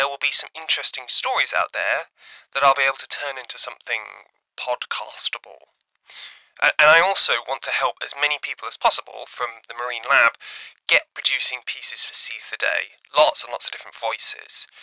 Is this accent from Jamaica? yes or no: no; London, United Kingdom; I'm from London in the UK, you can probably tell.